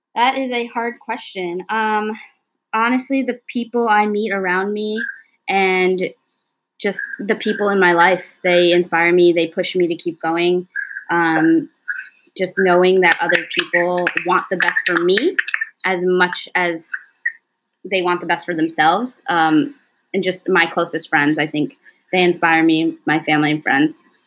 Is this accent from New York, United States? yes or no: yes; Long Island, New York, United States; also born or lived in Cortland, New York; I grew up on Long Island, which is in New York.